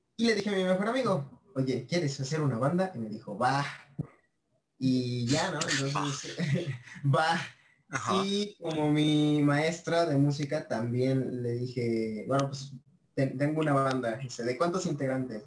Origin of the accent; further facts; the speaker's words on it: Mexico; yo soy de México, eh, tengo 19 años